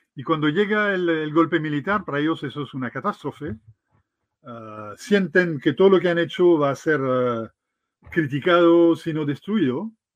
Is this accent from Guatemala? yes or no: no; France; Spanish is a second language; moved away as an adult; now in Chile; Yo me siento tan, tan chileno como francés hoy día después de 25 años.